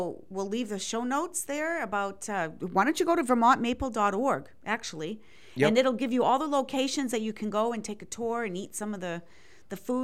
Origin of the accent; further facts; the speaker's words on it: Maine, United States; moved away; When I grew up in Maine, we had a neighbor who did it in the basement